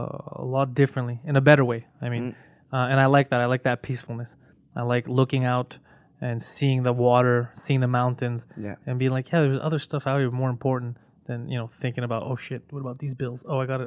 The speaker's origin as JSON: {"language": "English", "region": "New York", "country": "United States", "lives_now": "Quebec, Canada", "said": "I'm from New York. I don't speak French, right?"}